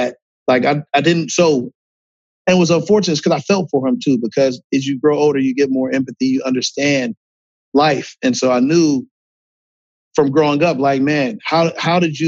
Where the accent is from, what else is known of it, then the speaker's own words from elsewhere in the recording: Akron, Ohio, United States; I'm from Akron, Ohio